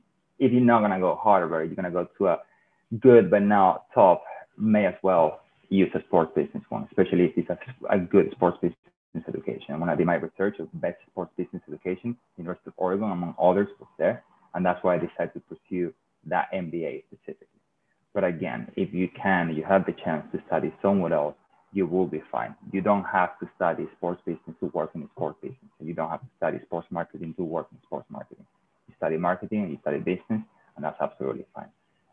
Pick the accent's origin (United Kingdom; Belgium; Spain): Spain; southern Spain; I come from South Spain, which even though it's 2 hours away from Africa, is super white and not diverse at all.